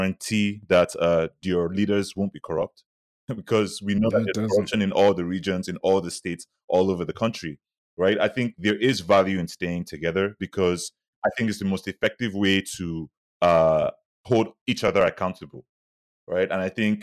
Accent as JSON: {"language": "English", "country": "Nigeria", "moved": "yes", "said": "we're all looked at as Nigerian."}